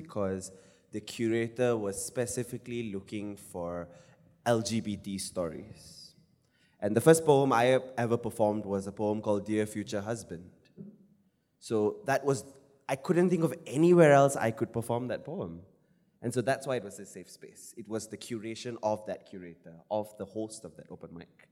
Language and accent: English; Malaysia